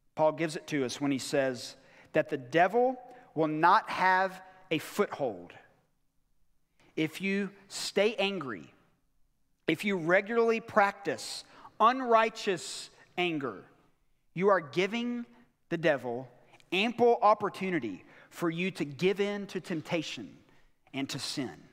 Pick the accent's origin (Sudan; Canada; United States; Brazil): United States; us as American Christians